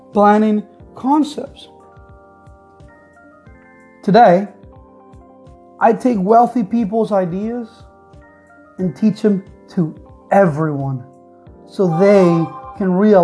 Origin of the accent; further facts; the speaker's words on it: Caracas, Capital District, Venezuela; moved away as an adult; I am from Venezuela, Caracas, Venezuela